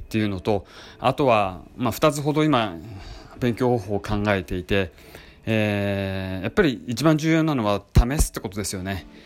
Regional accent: Hokkaido, Japan; moved away as an adult; 実は私は北海道のあの出身で、えー、18歳まで北海道に住んでいて

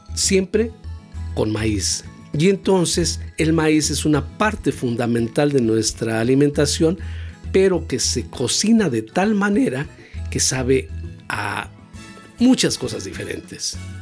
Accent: Mexico; Esos somos los mexicanos

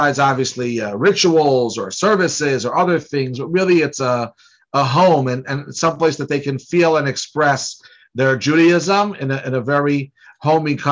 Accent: New York City, New York, United States; moved away as an adult; now in Baton Rouge, United States; So I grew up in Brooklyn, New York, a little town called Brooklyn

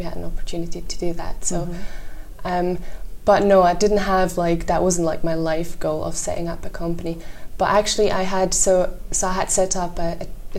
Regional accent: Switzerland; moved away as an adult; now in Edinburgh, United Kingdom; I'm Swiss.

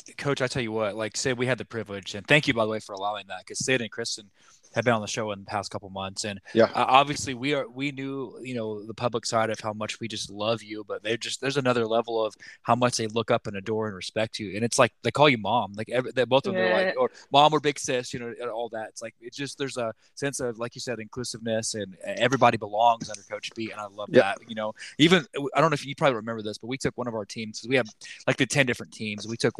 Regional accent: Oklahoma, United States; We're transplanted Shockers. We came from Oklahoma.

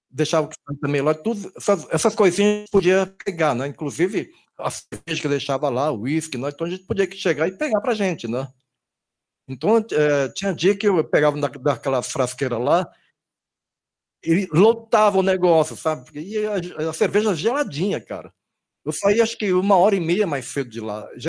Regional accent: Brazil; also born or lived in Okinawa, Japan; eu sou brasileiro

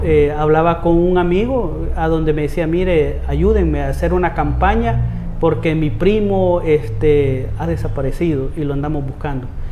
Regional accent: Soyapango, San Salvador, El Salvador; Yo soy de La Coruña, de Soyapango. Allí he vivido más de 35 años

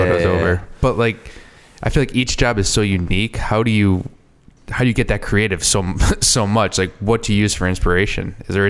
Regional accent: Southern Rhode Island, United States; now in Providence, United States; growing up in Southern Rhode Island myself, I feel like I had that mentality coming up here.

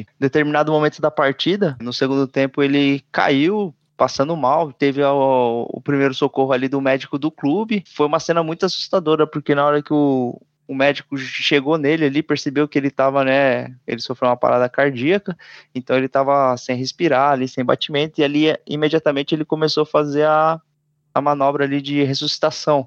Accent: Brazil; a gente, como brasileiros

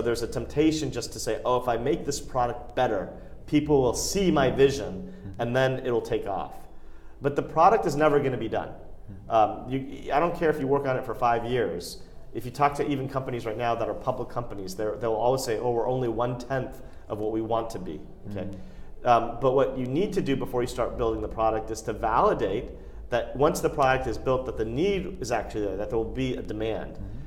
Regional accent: United States; I'm an Indian, but I was born and raised in the United States.

